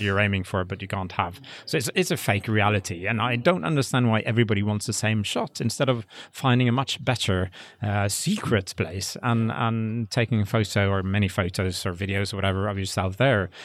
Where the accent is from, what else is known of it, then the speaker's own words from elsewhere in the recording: West Coast of Norway, Western Norway, Norway; English is a second language; I'm from the West Coast, so I grew up there